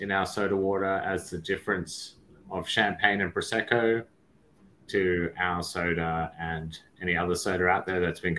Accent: Sydney, New South Wales, Australia; moved away as an adult; also born or lived in United Kingdom; now in Melbourne, Australia; I'm in Sydney at the moment. I'm from Sydney, but I live in Melbourne.

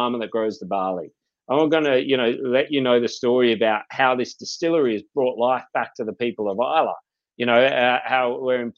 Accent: Byron Bay, New South Wales, Australia; I grew up here in Byron Bay.

